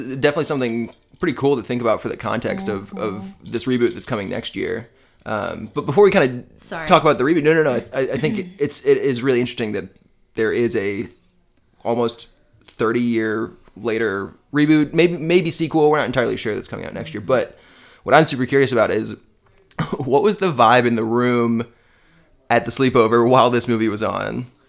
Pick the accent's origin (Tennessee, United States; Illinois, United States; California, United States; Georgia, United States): Illinois, United States; Chicago; born there; And we lived in Chicago. I was born in Chicago.